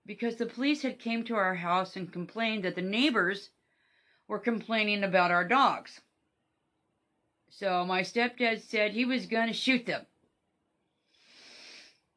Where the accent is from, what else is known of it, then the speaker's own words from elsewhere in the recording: Kennewick, Washington, United States; also born or lived in Seattle, Washington; I was born in Kennewick.